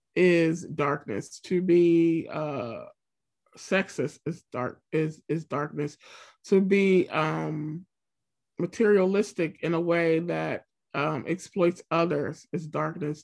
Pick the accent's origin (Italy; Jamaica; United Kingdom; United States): United States; Pennsylvania; I'm from Pennsylvania. I'm Pennsylvania through and through